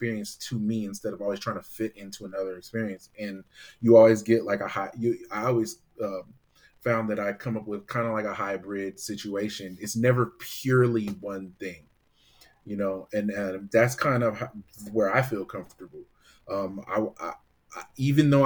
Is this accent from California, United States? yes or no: yes; Bay Area, California, United States; growing up in the Bay Area